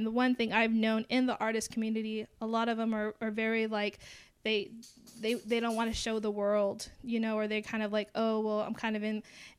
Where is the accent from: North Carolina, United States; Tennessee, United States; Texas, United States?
Texas, United States; Alice; I've grown up in Alice, Texas. And the thing about it is a small town. And so it's like we grew up all with each other.